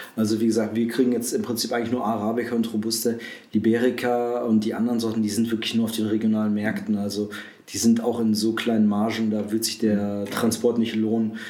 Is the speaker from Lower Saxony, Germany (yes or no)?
no; Essen, North Rhine-Westphalia, Germany; moved away as an adult; now in Aschersleben, Germany; komme gebürtig aus dem Ruhrpott, aus Essen